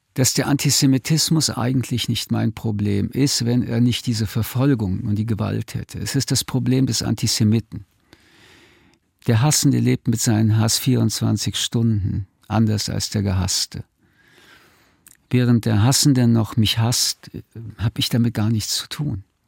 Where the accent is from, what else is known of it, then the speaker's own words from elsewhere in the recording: Germany; sind wir Deutsche auf die Straße gegangen